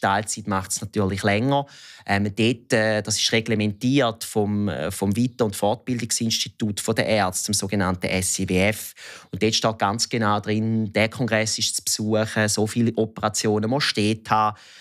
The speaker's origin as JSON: {"language": "German", "region": "Thurgau", "country": "Switzerland", "tie": "born or raised there", "accent": "Thurgau dialect", "said": "Ich bin im Kanton Thurgau aufgewachsen"}